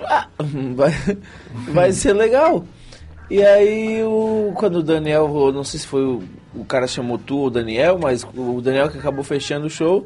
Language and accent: Portuguese; Santa Rosa do Sul, Santa Catarina, Brazil; also born or lived in Praia Grande; sou de Santa Rosa do Sul, nascido em Praia Grande, ou seja, eu sou da região aqui mesmo, não saí daqui